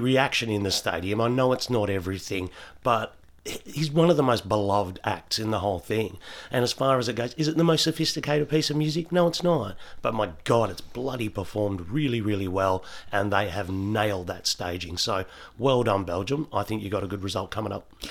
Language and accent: English; Australia; as Aussie fans